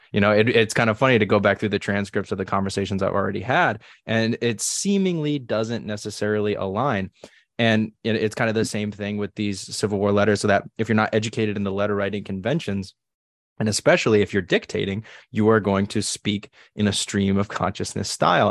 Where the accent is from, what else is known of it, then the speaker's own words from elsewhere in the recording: New England, United States; I grew up in New England